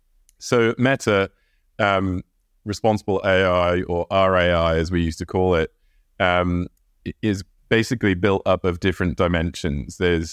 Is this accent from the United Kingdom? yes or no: yes; England, United Kingdom; Well, I grew up in England. I am the son of an American Air Force man who lived in England at the time. And we got moved all over the country, all over the world.